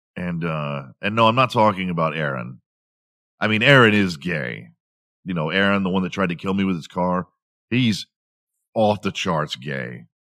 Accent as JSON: {"language": "English", "town": "Houston", "region": "Texas", "country": "United States", "tie": "born or raised there", "said": "I grew up in Houston"}